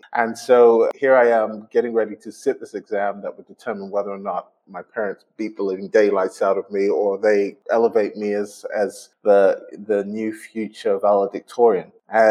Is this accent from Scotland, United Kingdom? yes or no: yes; Glasgow, Scotland, United Kingdom; accent: Scottish; I grew up in Glasgow. And so I was probably the only black person in existence with a Scottish accent.